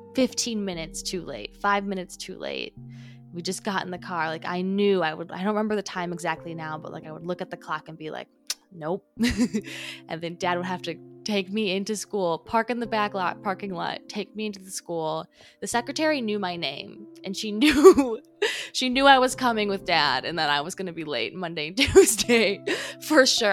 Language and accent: English; Oconomowoc, Wisconsin, United States; also born or lived in Greendale, Wisconsin; I grew up in Oconomowoc part time